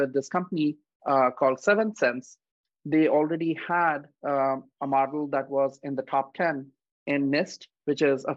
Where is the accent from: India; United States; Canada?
India; moved away; I grew up in India